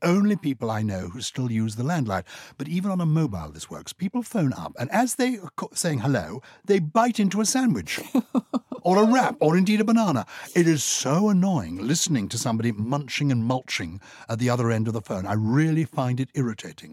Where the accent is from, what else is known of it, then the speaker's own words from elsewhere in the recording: England, United Kingdom; I am partly English